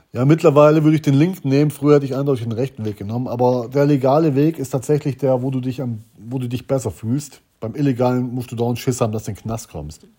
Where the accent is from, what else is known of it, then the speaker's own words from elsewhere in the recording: Germany; wir kommen vom äh, Bodensee